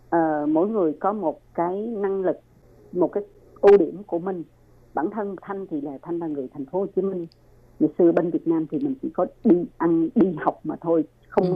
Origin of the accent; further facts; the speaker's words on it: Ho Chi Minh City, Vietnam; moved away as an adult; now in Taiwan; là người thành phố Hồ Chí Minh